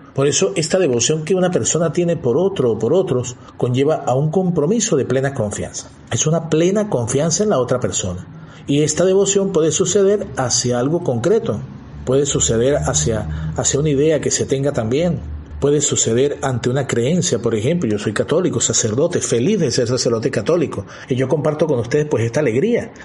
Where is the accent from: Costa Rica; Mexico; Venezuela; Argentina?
Venezuela; moved away as an adult; Yo soy de Venezuela y he tenido que ir a otro país por estudio